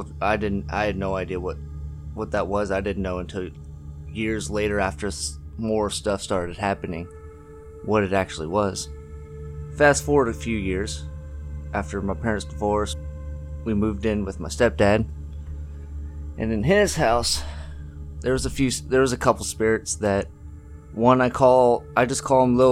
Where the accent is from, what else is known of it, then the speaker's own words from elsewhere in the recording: York, Pennsylvania, United States; I'm from York, Pennsylvania.